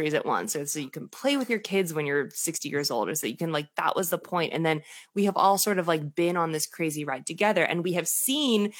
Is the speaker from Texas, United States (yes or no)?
no; Boston, Massachusetts, United States; also born or lived in Bangor, Maine; now in Rhode Island, United States; I'm from Boston, so everything tiny feels like a town.